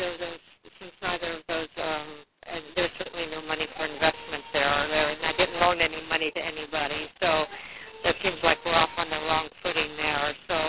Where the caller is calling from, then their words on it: Washington, United States; I'm calling from Washington State